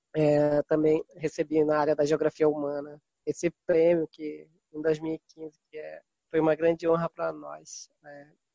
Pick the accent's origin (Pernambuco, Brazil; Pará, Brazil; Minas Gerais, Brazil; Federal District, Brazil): Pará, Brazil; Mocajuba; Eu sou um ribeirinho aqui da Amazônia Tocantina, do Baixo Tocantins, município de Mocajuba, de origem quilombola. Eu nasci numa comunidade quilombola, é São Benedito do Viseu. Então, me criei aqui nessa beirada desse rio Tocantins